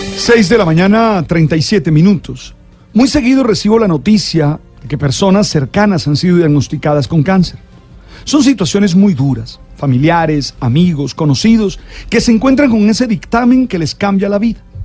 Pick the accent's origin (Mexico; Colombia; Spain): Colombia; nos sentimos orgullosos como colombianos